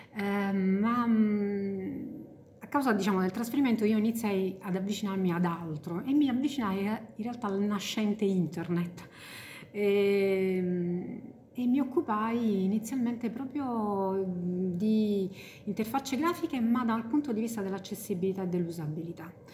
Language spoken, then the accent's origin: Italian; Salerno, Campania, Italy; io appunto sono di Salerno